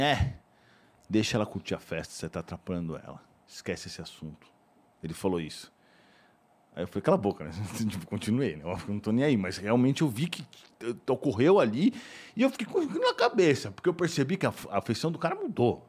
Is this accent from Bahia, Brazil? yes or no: no; São Paulo, Brazil; eu sou de São Paulo, né? Morava aqui, tá, Vila Mariana